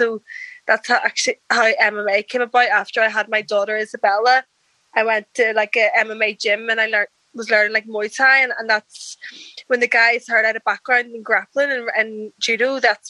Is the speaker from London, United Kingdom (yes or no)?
no; Belfast, Northern Ireland, United Kingdom; Yeah, I actually live in Belfast, the troubled part of Ireland, Northern Ireland.